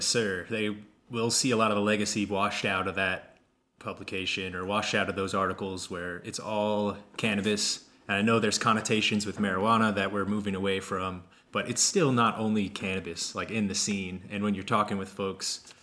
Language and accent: English; Kansas, United States; I grew up in Kansas.